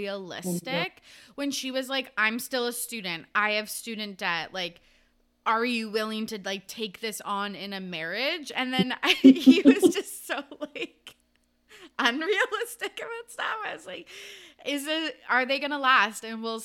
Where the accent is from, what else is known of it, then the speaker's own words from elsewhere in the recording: Canada; I'm Canadian